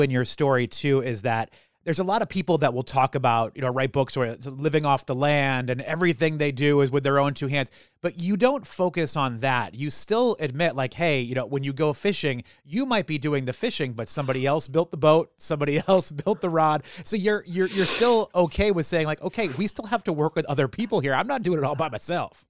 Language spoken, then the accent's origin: English; southern New Hampshire, United States; now in Baltimore, United States; I grew up, uh, just on the southern edge of New Hampshire, right above Massachusetts.